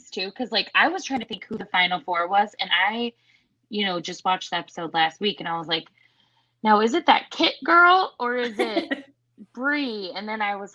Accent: Iowa, United States; I'm from Iowa.

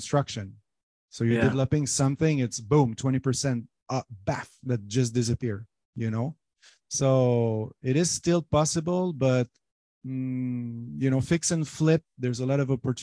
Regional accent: Montreal, Quebec, Canada; English is a second language; moved away as an adult; also born or lived in Las Vegas, United States; now in Catalonia, Spain; I'm born and raised in Montreal, Quebec.

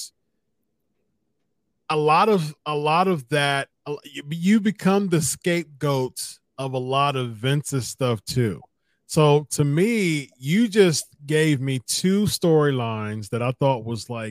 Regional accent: Columbus, Ohio, United States; Columbus, Ohio, my hometown

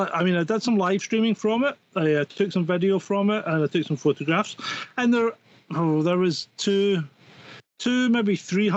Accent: Scotland, United Kingdom; now in France; I am a Scottish man in a van in the depths of rural France.

